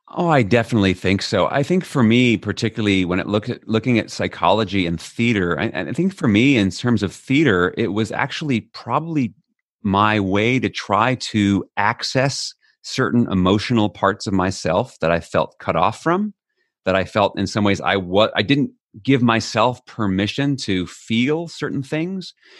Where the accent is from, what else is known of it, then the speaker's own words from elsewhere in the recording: New York City, New York, United States; moved away as an adult; now in Netherlands; I'm an American born in New York City